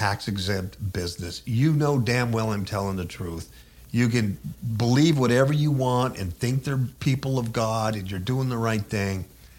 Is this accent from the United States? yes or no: yes; United States; as an American citizen